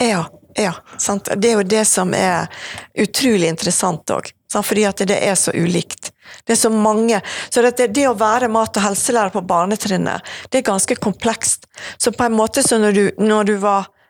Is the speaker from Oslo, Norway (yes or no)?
no; Evanger, Vestland, Norway; also born or lived in Bergen; now in Åsane, Bergen, Norway; jeg vokste opp på Evanger